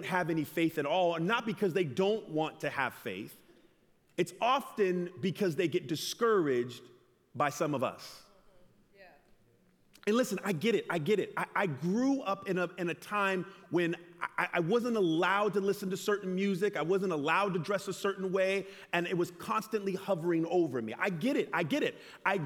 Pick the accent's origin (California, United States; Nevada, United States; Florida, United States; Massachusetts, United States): California, United States; Loma Linda; I'm from Loma Linda.